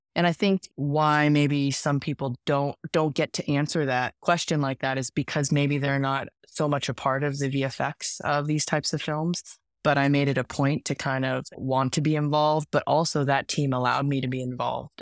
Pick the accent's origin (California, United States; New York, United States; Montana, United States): California, United States; Bay Area; We're also from the Bay Area